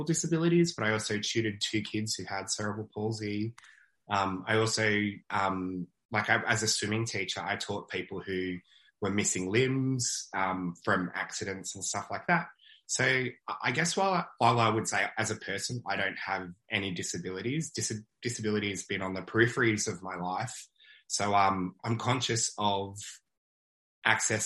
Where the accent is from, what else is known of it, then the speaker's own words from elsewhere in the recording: Australia; Aussies and Canadians, like our Canadian and Aussie cousins, like, we are very, like, welcoming people